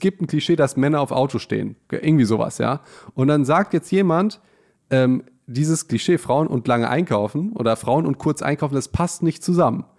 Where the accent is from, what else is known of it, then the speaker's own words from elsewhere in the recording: Hagen, North Rhine-Westphalia, Germany; wir kommen ja aus Hagen